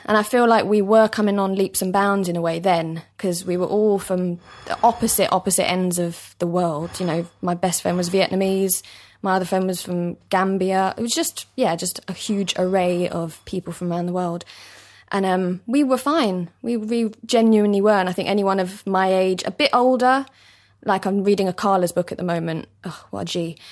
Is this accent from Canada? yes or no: no; London, United Kingdom; East London, born and bred